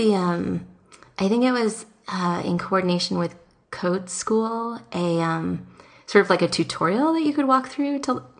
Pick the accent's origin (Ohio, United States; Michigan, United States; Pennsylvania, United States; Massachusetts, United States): Massachusetts, United States; Boston; I'm from Boston.